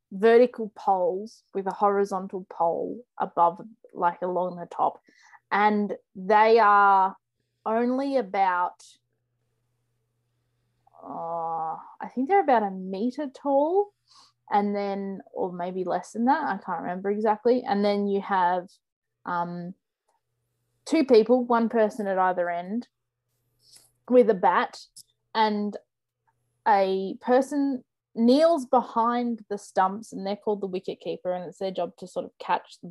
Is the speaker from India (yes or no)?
no; Australia; being Australian